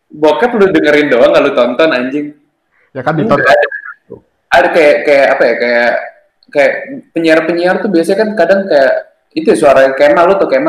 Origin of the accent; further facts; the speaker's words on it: Jakarta, Indonesia; Gue, uh, ya, gue orang Jakarta. Gue dari Jakarta.